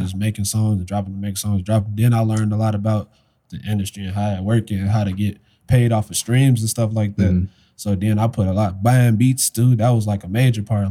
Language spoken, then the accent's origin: English; Chicago, Illinois, United States; also born or lived in University Park, Illinois; i was all over like chicago the whole Chicago area